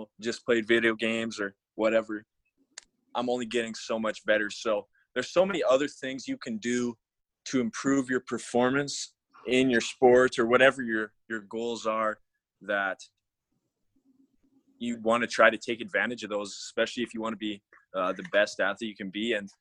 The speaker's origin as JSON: {"language": "English", "region": "Alberta", "country": "Canada", "said": "I'm from Alberta, Canada."}